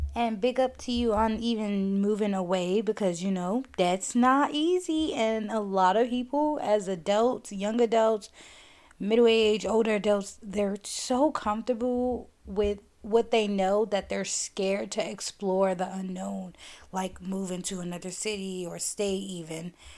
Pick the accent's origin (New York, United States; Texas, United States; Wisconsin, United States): New York, United States; New York City; moved away as an adult; move away from my hometown, which is New York